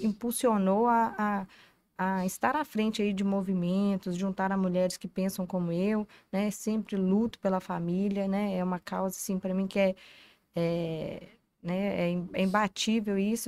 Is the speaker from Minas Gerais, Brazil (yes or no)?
yes; Tambacuri, Minas Gerais, Brazil; moved away; Sou de Tambacuri, na minha, vim das minhas raízes são em Tambacuri